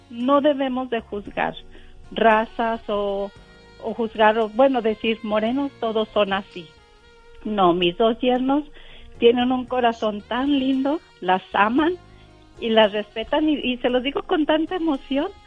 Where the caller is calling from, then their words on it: Sacramento, California, United States; Somos vecinos aquí de Sacramento.